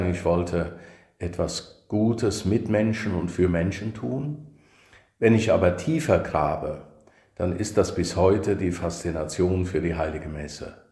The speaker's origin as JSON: {"language": "German", "town": "Niederfischbach", "region": "Rhineland-Palatinate", "country": "Germany", "tie": "born or raised there", "also_born_or_lived": "Kirchen", "said": "Also ähm, in Kirchen bin ich geboren, weil {S0} mhm. dort das {S1} Krankenhaus war, aufgewachsen in Niederfischbach."}